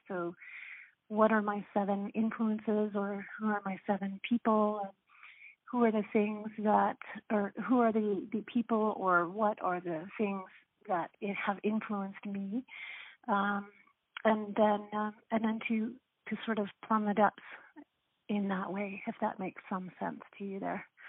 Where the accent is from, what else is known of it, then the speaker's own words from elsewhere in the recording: Canada; an Irish Catholic, um, first generation Canadian